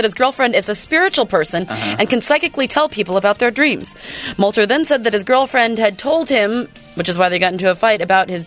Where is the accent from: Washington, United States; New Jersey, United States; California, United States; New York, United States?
Washington, United States; Oak Harbor; also born or lived in Bremerton; When I grew up in Oak Harbor on Whidbey Island, we were the last class, my class, when I was in ninth grade, to learn how to type on a typewriter.